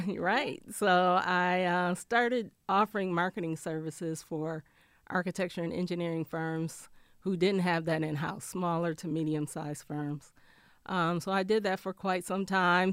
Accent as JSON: {"language": "English", "town": "Flint", "region": "Michigan", "country": "United States", "tie": "born or raised there", "also_born_or_lived": "Ann Arbor, Michigan", "lives_now": "Detroit, United States", "said": "I'm from Flint originally"}